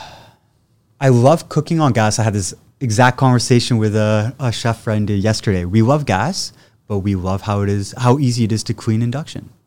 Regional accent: Ottawa, Ontario, Canada; moved away; also born or lived in England / Oakville; originally born and raised in Ottawa.

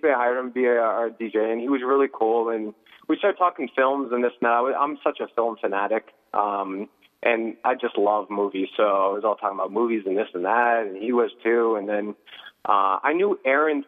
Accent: Pelham, New Hampshire, United States; also born or lived in San Jose, California / Nashua, New Hampshire / Salem, New Hampshire / Las Vegas, Nevada; I was born in San Jose, California, 1 year old. We moved here, Nashua, Salem. I grew up in the surrounding areas and then Pelham, and then went to middle school and high school

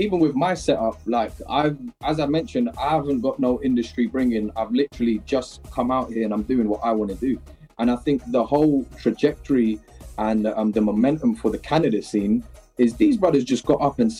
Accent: United Kingdom; I'm a British product

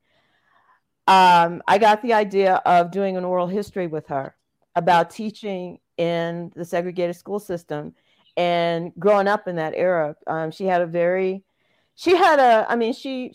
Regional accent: Jackson, Mississippi, United States; also born or lived in Chicago; now in Denver, United States; My parents raised me in a similar way going to integrated schools in Jackson. I'm from Jackson, Mississippi.

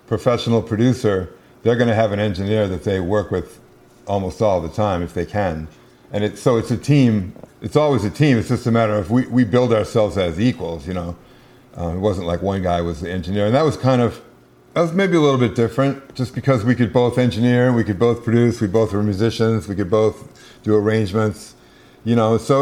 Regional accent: Minneapolis, Minnesota, United States; grew up in Minneapolis

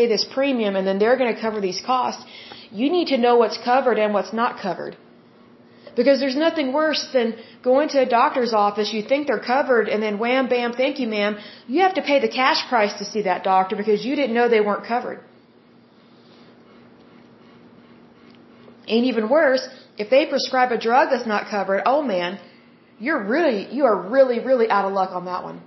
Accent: Oklahoma, United States; I'm from Oklahoma

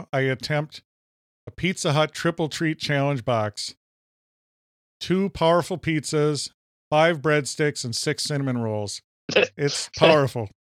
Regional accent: Minnesota, United States; I'm an American

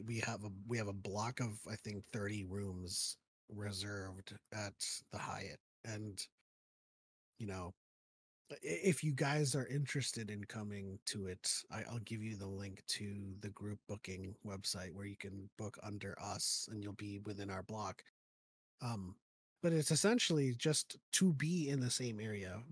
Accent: Philippines; moved away; I was born in the Philippines

